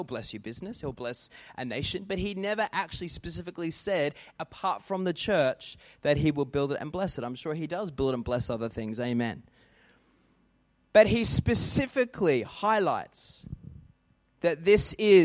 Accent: Australia; we act as Australians

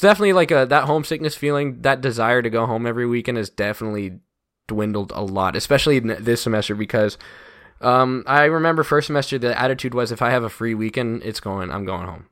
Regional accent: Woodstock, Georgia, United States; also born or lived in Athens, Georgia; I love Woodstock. I love, you know, my hometown

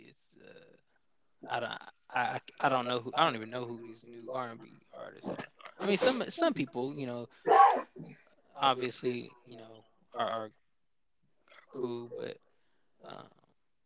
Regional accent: California, United States; moved away; also born or lived in Kentucky; I can relate to growing up in California

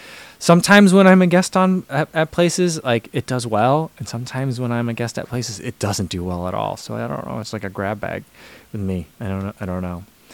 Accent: New Jersey, United States; accent: Midwestern; I think mine is a lot of Midwestern at this point. That's what I hear when I talk. So I hear that. But I don't think I still say things very New Jersey anymore.

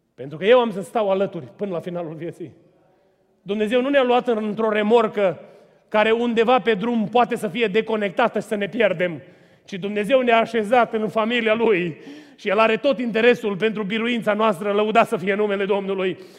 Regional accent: Romania; Eu am crescut lângă Dunăre și am notat ca o broscuță de mic

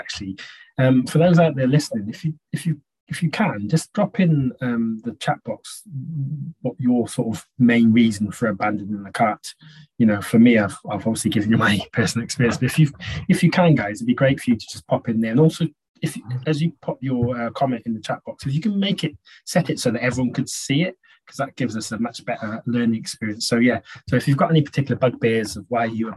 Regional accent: United Kingdom; being British

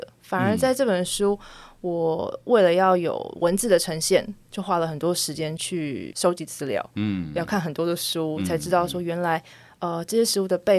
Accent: Taipei, Taiwan; 因为我从小都在台北长大。

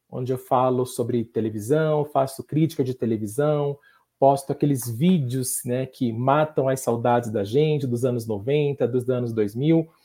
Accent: São Paulo, Brazil; Sou de São Paulo, sou de São Paulo.

